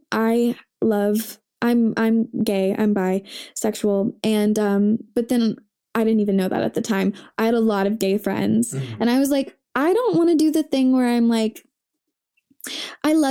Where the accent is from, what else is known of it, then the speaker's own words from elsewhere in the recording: Coral Springs, Florida, United States; born there; I was born in Coral Springs, Florida